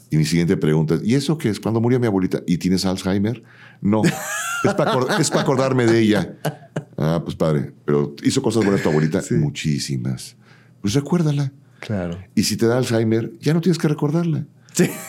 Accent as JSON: {"language": "Spanish", "town": "Ciudad Satélite", "region": "State of Mexico", "country": "Mexico", "said": "Yo, de Ciudad Satélite para el Mundo."}